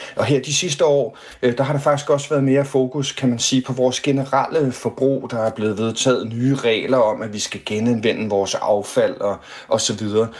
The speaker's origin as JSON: {"language": "Danish", "country": "Denmark", "said": "vi som danskere"}